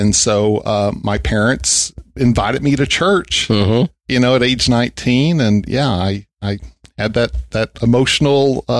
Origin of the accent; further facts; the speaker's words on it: Vernon, Texas, United States; Yeah, you know, I grew up in a small town, Vernon, Texas. Never went to college, and really good parents. I was the youngest of four by a lot.